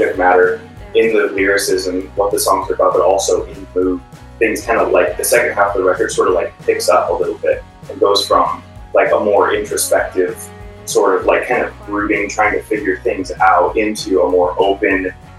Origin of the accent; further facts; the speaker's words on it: Bloomington, Indiana, United States; now in Bay Area, United States; I moved out to the Bay from Indiana. I was living in Bloomington, Indiana, from the Midwest. Been playing music my whole life out there, and moved out here to search for a band